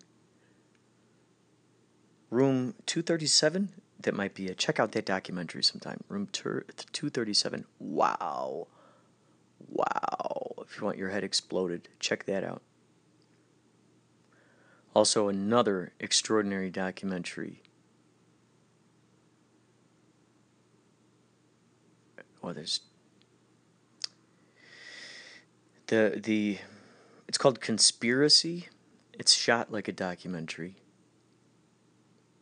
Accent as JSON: {"language": "English", "town": "Carol Stream", "region": "Illinois", "country": "United States", "tie": "born or raised there", "said": "they were in the creek all the time growing up in Carroll Stream near that creek"}